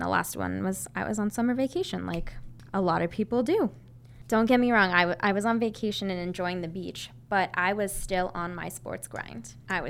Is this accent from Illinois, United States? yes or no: no; Massachusetts, United States; So I grew up 25 minutes outside of Boston. It's in a town right near, if you know where Framingham is, you'll probably know where my town is.